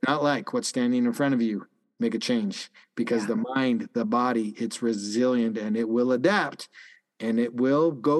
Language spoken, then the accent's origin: English; Calgary, Alberta, Canada; moved away; The high school that I went to in Canada, I grew up in Calgary